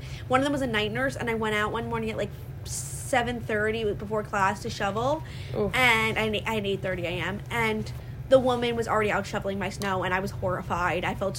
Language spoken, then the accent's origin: English; Long Island, New York, United States; We're from Long Island.